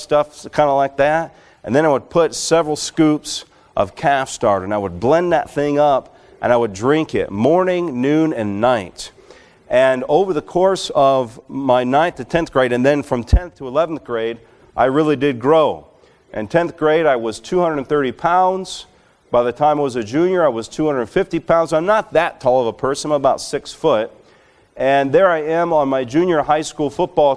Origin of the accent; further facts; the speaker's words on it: Alabama, United States; moved away; I grew up in Alabama